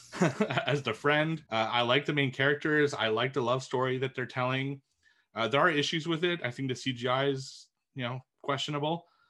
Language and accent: English; Montreal, Quebec, Canada; it's filmed in my hometown